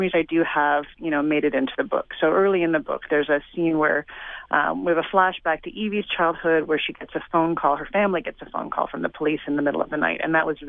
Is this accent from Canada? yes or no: yes; Toronto, Ontario, Canada; I grew up in Toronto exactly through those years